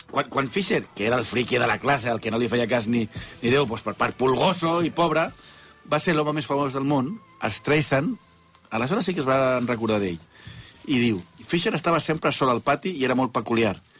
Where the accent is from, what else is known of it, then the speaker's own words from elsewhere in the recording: Catalonia, Spain; com som els catalans